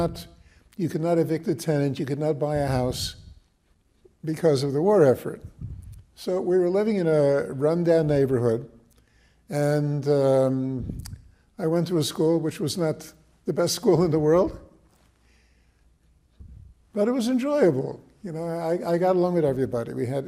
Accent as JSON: {"language": "English", "town": "Newark", "region": "New Jersey", "country": "United States", "tie": "born or raised there", "said": "I was born in Newark, 1935."}